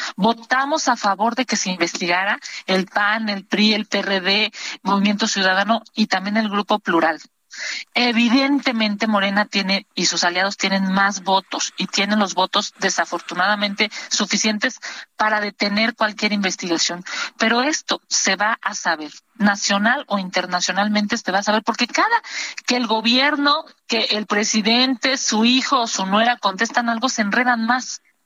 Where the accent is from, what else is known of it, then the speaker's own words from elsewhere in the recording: Mexico; como mexicanos